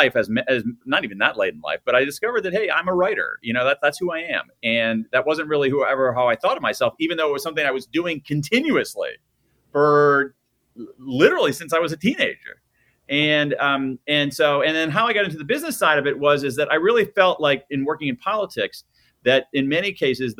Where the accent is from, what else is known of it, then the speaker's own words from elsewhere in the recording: Columbus, Ohio, United States; I grew up in Columbus, Ohio, the heart of the Midwest